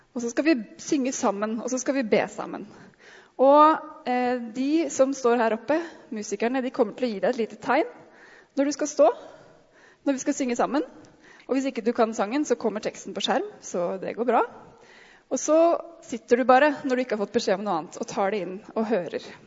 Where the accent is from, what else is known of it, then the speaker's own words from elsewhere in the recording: Norway; vi som nordmenn